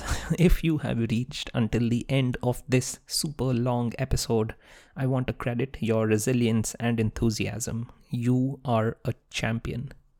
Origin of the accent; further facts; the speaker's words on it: India; I grew up in India, so I completely know how that feeling goes.